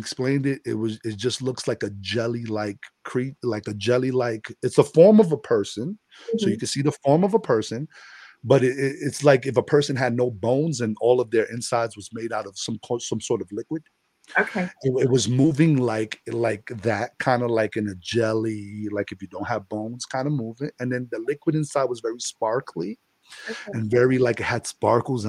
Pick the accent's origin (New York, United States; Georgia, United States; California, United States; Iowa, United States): New York, United States; New York City; moved away as an adult; also born or lived in Florida; I'm from the Bronx